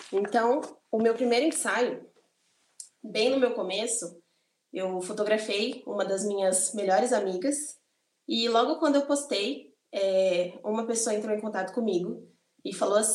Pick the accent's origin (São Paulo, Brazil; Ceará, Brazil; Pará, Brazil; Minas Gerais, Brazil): São Paulo, Brazil; eu tenho 22 anos, mais uma vez, sou do interior de São Paulo, uma cidade bem pequena aqui em São Paulo.